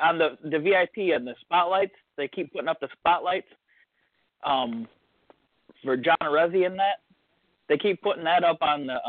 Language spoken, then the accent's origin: English; Toledo, Ohio, United States; from Toledo.